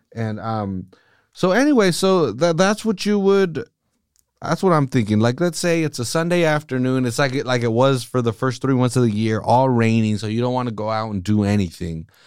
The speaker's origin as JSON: {"language": "English", "town": "Salinas", "region": "California", "country": "United States", "tie": "born or raised there", "said": "I lived on the East Side till I was eleven"}